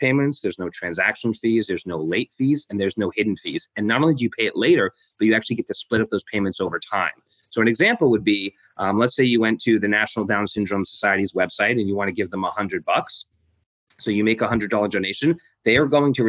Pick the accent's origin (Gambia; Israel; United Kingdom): United Kingdom; London; moved away; also born or lived in Hong Kong; I was born in Hong Kong, and then grew up in London, England.